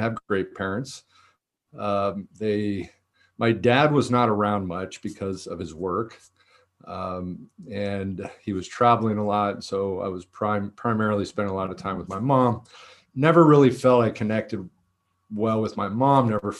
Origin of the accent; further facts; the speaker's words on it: Danville, California, United States; I was born down here in Southern California, and we moved a lot. And I think this was a big factor in my story. We moved to Northern California.